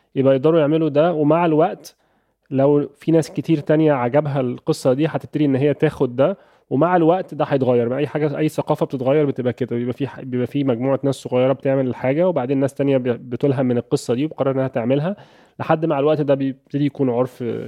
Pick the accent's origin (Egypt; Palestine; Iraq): Egypt; عندنا في مصر